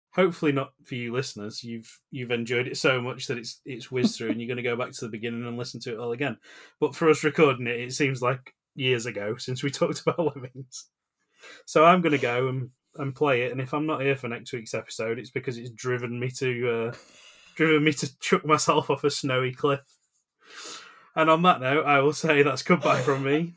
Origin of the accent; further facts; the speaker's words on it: United Kingdom; as the British